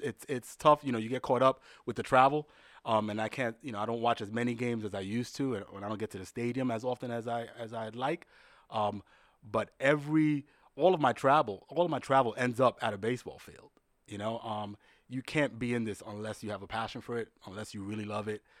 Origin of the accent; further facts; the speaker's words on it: New York, United States; also born or lived in Dominican Republic; a kid born and raised in the Bronx